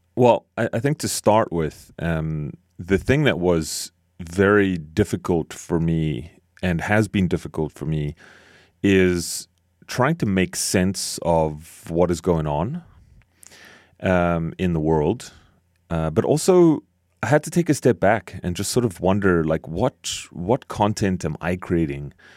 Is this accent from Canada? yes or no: yes; Canada; as a Canadian